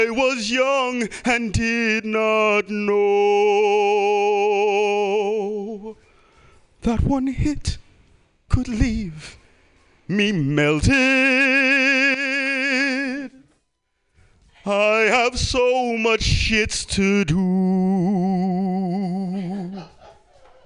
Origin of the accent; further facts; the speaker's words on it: the South, United States; I am from the South, and being from the South